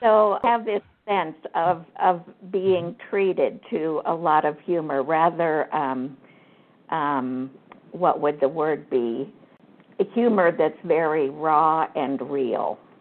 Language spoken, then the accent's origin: English; Kansas, United States; I grew up in Kansas on a farm